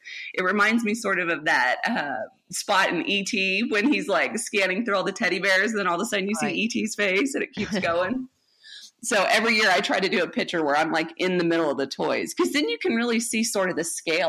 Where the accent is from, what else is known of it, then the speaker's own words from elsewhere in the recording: Colorado, United States; born there; also born or lived in Amarillo, United States; I was born in Colorado, but I went to 17 schools, kindergarten through 12th grade. And so I ended up in Amarillo my sophomore year, and I stayed here my sophomore, junior, and senior year.